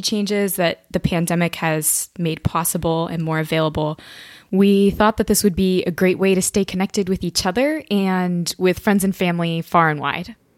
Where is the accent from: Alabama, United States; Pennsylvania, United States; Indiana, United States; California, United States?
Indiana, United States; moved away as an adult; now in Cambridge, United Kingdom; I'm originally from Indiana, so I was a townie at Notre Dame